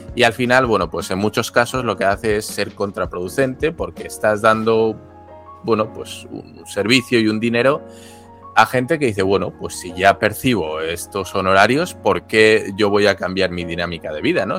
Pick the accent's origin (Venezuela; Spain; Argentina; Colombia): Spain; moved away as an adult; now in Japan; en mi caso español